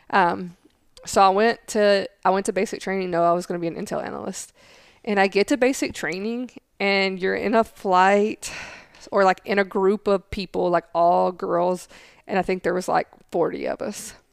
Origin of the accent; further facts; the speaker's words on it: the South, United States; accent: southern; they can't understand what I'm saying because my accent's so strong. Um, so I mean, I would be in the schoolhouse for hours just trying to say words like without a southern accent on them.